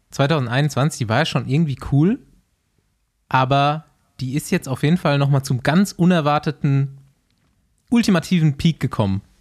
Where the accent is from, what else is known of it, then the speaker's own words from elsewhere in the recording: Bavaria, Germany; Ich weiß nicht, ich, ich äh, habe halt auch meine Kindheit so in Bayern verbracht und der Hackelschorsch, der ist einfach wer.